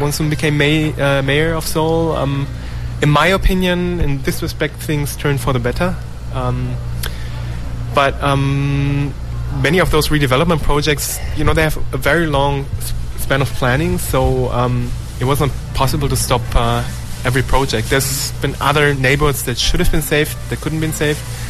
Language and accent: English; Germany; now in Korea; my home country, Germany